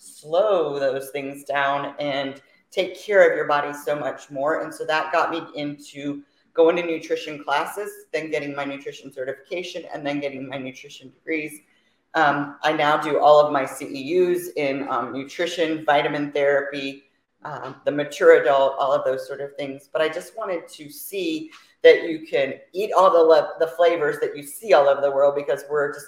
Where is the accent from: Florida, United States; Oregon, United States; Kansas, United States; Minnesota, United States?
Florida, United States; Fort Myers; also born or lived in Orlando, Florida; now in Riverview, United States; Was born and raised in Florida, Fort Myers, Florida.